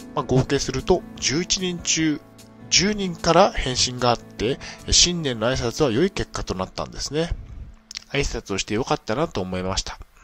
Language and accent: Japanese; Niigata, Japan; moved away; also born or lived in Tokyo; 地元新潟の精神病院